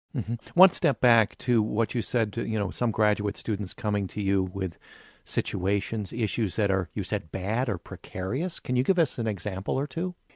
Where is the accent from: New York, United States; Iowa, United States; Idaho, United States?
Iowa, United States; Cedar Falls; growing up in Cedar Falls, by a bunch of, uh, you know, uh, unionized, uh, mothers and fathers working at John Deere, uh, and at meatpacking plants here in Iowa.